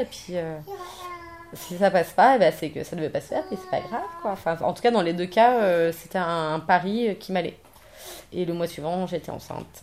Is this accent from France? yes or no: yes; Paris, Île-de-France, France; je suis parisienne